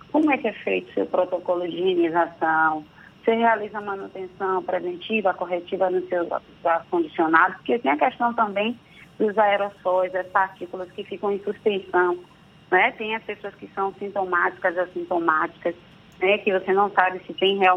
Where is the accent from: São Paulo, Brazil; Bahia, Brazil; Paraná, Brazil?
Bahia, Brazil; Santo Amaro; Eu sou de Santa Amaro, viu da Purificação, não deixo de falar isso nunca.